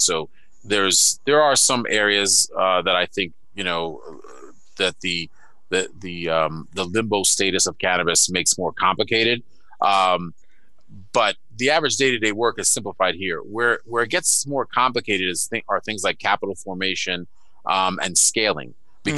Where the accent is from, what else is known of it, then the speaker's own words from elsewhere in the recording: New York City, New York, United States; moved away; I'm from Brooklyn and Queens in New York City